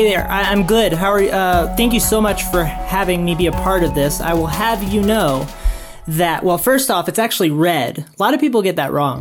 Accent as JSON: {"language": "English", "region": "South Carolina", "country": "United States", "tie": "born or raised there", "moved": "yes", "lives_now": "Utah, United States", "said": "I grew up in South Carolina"}